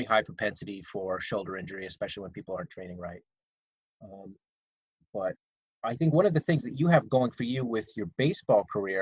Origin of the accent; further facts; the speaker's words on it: Pottsville, Pennsylvania, United States; I'm from Pottsville